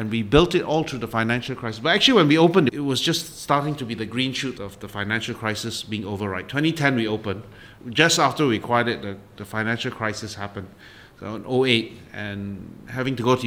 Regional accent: Singapore; a Singaporean going to London

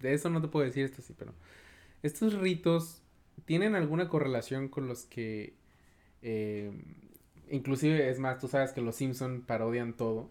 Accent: Cortázar, Guanajuato, Mexico; yo soy de un, municipio que se llama Cortázar

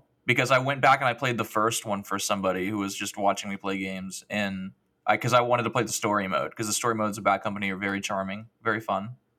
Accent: United States; I'm already American.

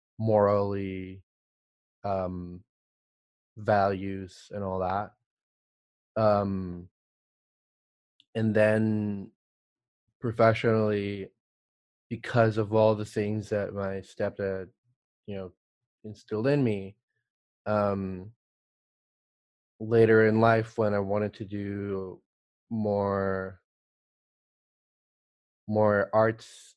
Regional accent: El Salvador; now in United States; I'm originally from El Salvador

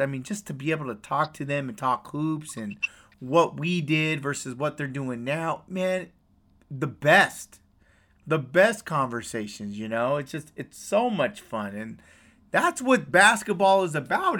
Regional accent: West Coast, United States; I'm from the West Coast

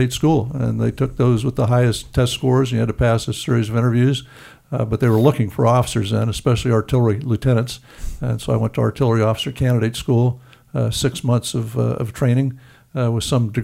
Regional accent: Los Angeles, California, United States; also born or lived in Glendale / San Fernando Valley; I was essentially a kid off the streets of Los Angeles. I was born in Glendale, grew up for a time in the San Fernando Valley

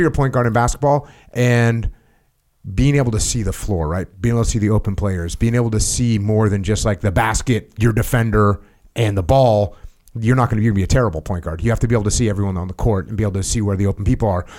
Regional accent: New England, United States; I grew up in New England, where it snows.

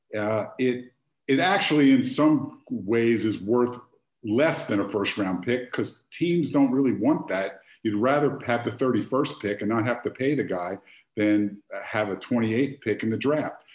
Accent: Philadelphia, Pennsylvania, United States; I grew up in Philadelphia

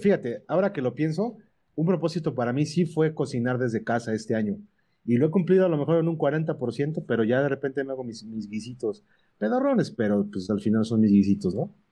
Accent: Puebla, Mexico; yo soy de Puebla

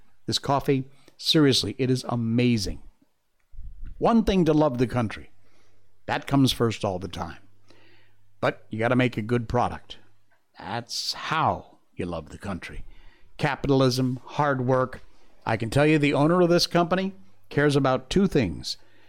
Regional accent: Connecticut, United States; accent: neutral American; I'm from Connecticut, so I have what I consider to be kind of a neutral American accent.

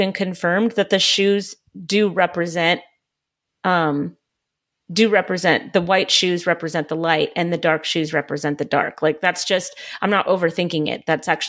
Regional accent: Hamilton, Ohio, United States; who was born in my hometown of Hamilton, Ohio, and went to high school where I live now.

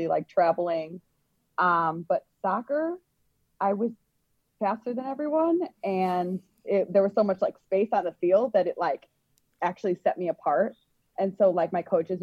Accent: Elk Grove, United States; I grew up in Elk Grove community

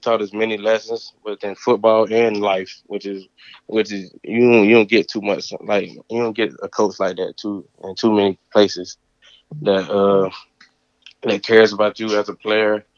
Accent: North Carolina, United States; moved away as an adult; also born or lived in Pittsburgh; I'm from North Carolina.

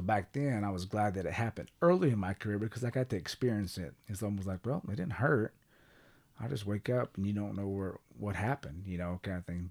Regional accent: Kellyville, Oklahoma, United States; also born or lived in Sapulpa, Oklahoma / Tulsa, Oklahoma / Jenks, Oklahoma / Texas; growing up in Kellyville

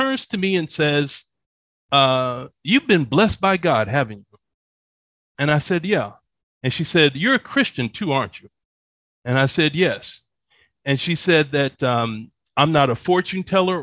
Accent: Atlanta, Georgia, United States; moved away as an adult; also born or lived in Dallas, Texas; now in Bogota, Colombia; I grew up in Atlanta

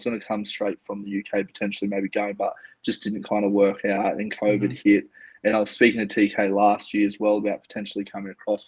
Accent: Yamba, New South Wales, Australia; also born or lived in Brisbane, Australia / Sydney, Australia; I'm from a coastal town in Australia called Yamba. Grew up there pretty much most of my adolescent

